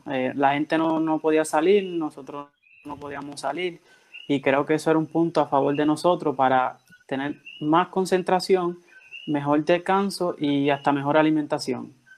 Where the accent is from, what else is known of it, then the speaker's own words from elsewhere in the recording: Dominican Republic; now in Orocovis, Puerto Rico; yo soy de República Dominicana y resido en Orocovi, Puerto Rico